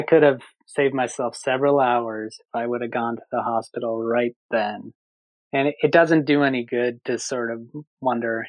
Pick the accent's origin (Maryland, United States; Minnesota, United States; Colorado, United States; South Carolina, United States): Minnesota, United States; moved away; I grew up in Minnesota